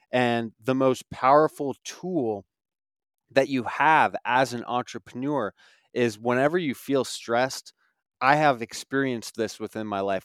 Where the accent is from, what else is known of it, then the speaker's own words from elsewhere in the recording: Alaska, United States; moved away as an adult; I grew up small town Alaska, five thousand people, and I, I lived there until I was eighteen years old.